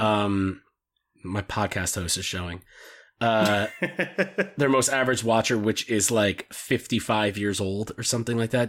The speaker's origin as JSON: {"language": "English", "country": "United States", "said": "I'm an American"}